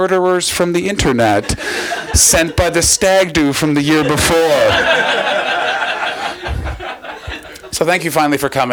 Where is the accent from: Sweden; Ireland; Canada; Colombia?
Canada; now in Oxfordshire, United Kingdom; I'm from Canada